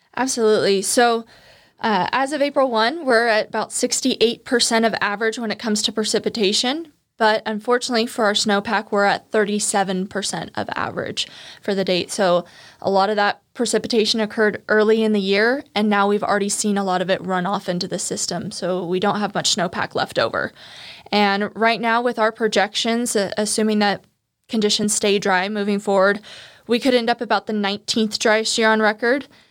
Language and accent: English; Turlock, California, United States; also born or lived in Santa Barbara; I would come back to Turlock, my hometown, during the summers